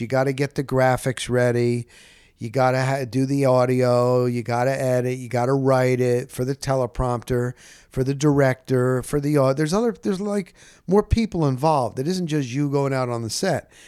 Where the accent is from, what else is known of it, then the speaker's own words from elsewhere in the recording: Dover, New Jersey, United States; moved away; also born or lived in Scranton, Pennsylvania; I was born in Scranton, P A, but we were only there a year. I was, I'm a New Jersey guy, North Jersey, North Jersey, Dover, New Jersey, and Morris Catholic High School